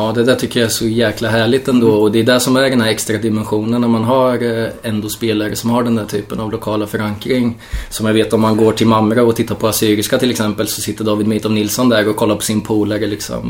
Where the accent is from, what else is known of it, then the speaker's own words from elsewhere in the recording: Norrköping, Östergötland, Sweden; also born or lived in Kalmar; född och uppvuxen i Norrköping